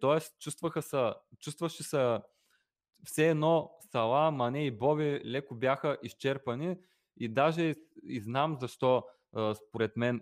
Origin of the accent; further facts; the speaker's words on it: Bulgaria; ние при всичко сме българи